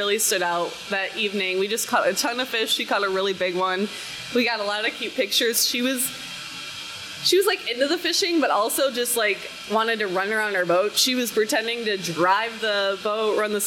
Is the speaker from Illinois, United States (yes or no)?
yes; Rockford, Illinois, United States; moved away; I'm originally from Rockford, Illinois